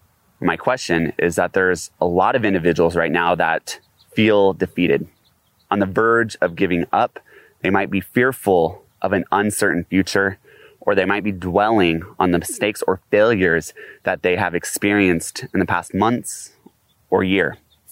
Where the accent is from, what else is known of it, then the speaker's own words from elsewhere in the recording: Las Vegas, Nevada, United States; from Las Vegas, Nevada